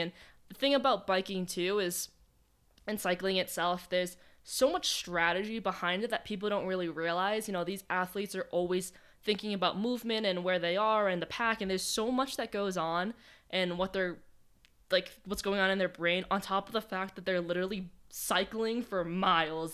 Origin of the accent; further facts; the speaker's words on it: Boston Marathon course town, Massachusetts, United States; moved away; the course goes right through my hometown